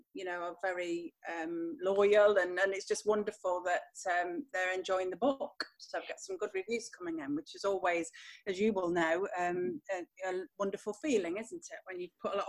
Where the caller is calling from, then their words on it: Nottingham, East Midlands, United Kingdom; I'm calling in from Nottingham in England today, and I'm in the Midlands, so I'm sort of smack bang in the middle of England, of the country, really